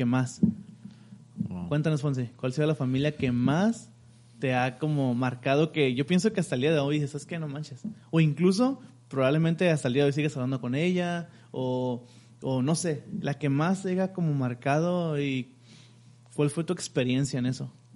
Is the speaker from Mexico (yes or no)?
yes; Mexico; somos mexicanos